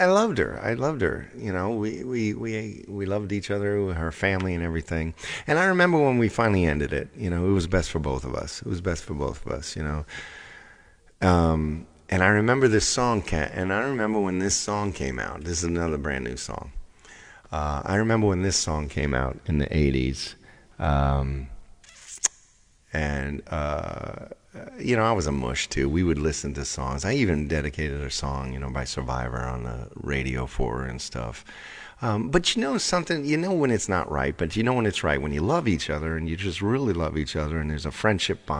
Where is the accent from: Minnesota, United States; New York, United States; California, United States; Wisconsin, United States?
New York, United States; Long Island; moved away as an adult; also born or lived in Hollywood; I grew up on Long Island.